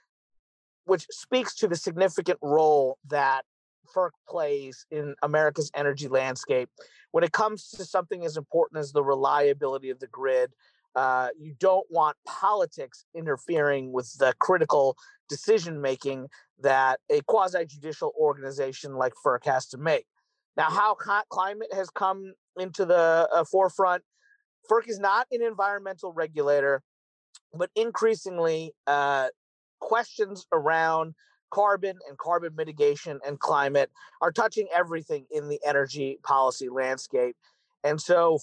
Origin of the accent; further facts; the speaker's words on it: Kentucky, United States; Kentucky, my home state in the U.S.